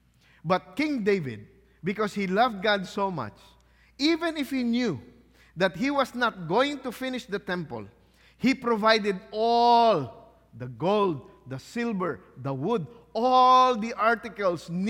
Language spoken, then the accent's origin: English; Philippines; I'm Filipino